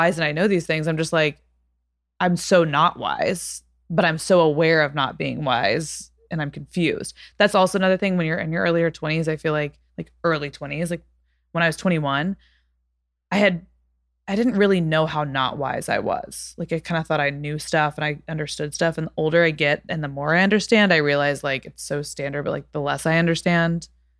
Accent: Texas, United States; No one ever knows I'm from Texas until I start being like, it's kind of like

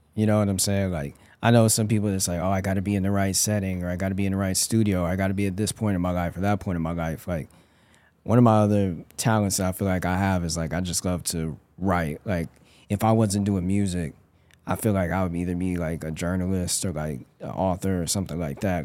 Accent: Denver, Colorado, United States; moved away; I grew up in Denver, Colorado.

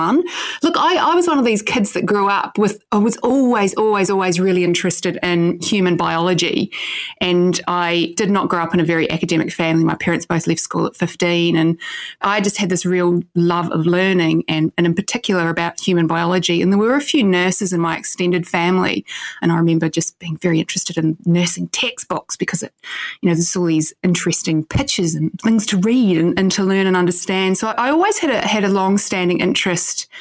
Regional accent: New Zealand; growing up in New Zealand back in the 80s

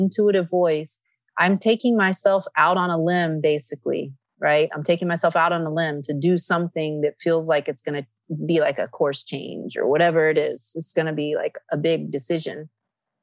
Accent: Nevada City, California, United States; also born or lived in Athens, Greece; Nevada City, California, which is my hometown

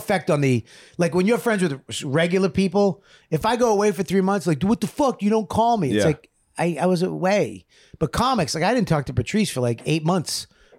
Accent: Medford, Massachusetts, United States; I was from Medford.

